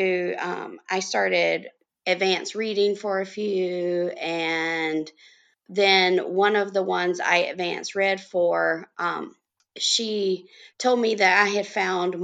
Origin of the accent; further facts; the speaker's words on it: North Carolina, United States; I am from North Carolina, and I have lived in several cities in the state all my life